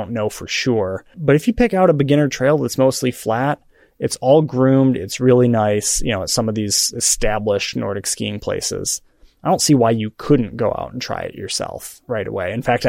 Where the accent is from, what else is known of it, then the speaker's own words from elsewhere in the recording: Michigan, United States; moved away; So I grew up in Michigan and in a very snowy little town.